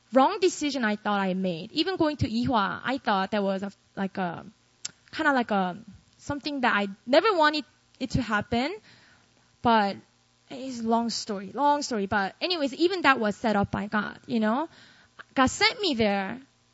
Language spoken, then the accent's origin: English; Busan, South Korea; moved away as an adult; also born or lived in Seoul, South Korea / Philadelphia, United States; I grew up in a city called Busan in the south